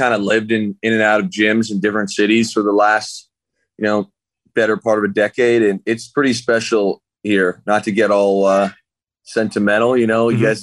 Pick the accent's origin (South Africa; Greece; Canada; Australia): Canada; moved away as an adult; now in Seattle, United States; my hometown is in like stay at home order, like handing out tickets if you walk outside.